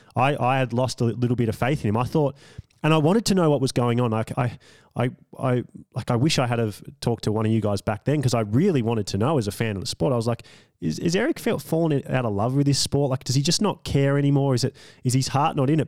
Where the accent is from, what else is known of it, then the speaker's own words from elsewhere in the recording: Australia; me being an Australian